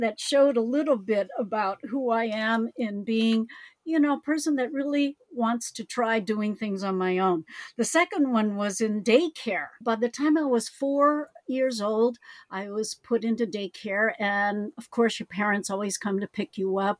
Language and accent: English; United States; I am Chinese American